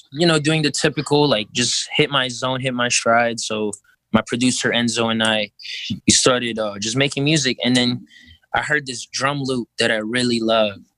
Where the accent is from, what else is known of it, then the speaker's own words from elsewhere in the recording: Philippines; I'm five five, bro. I'm Filipino.